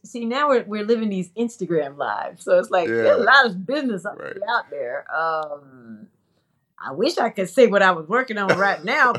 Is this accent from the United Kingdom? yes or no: no; South, Trinidad & Tobago; Because, yeah, I'm Trinidadian South.